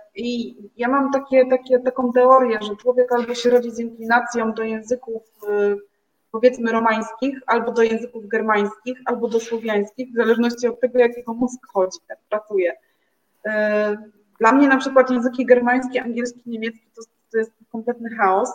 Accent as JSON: {"language": "Polish", "town": "Gdynia", "region": "Pomeranian Voivodeship", "country": "Poland", "also_born_or_lived": "Gdańsk", "lives_now": "Rumia, Poland", "said": "jestem mieszkanką Rumi, e, aczkolwiek pochodzę z Gdyni, więc z pięknego Trójmiasta"}